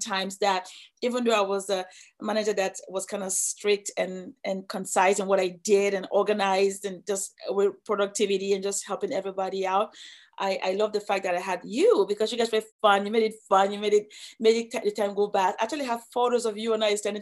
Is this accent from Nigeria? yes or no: yes; Nigeria; moved away as an adult; now in United States; I'm from Nigeria